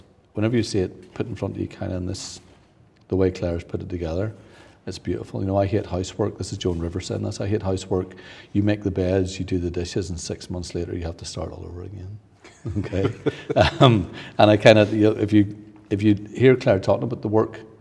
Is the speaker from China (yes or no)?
no; Northern Ireland, United Kingdom; being Northern Irish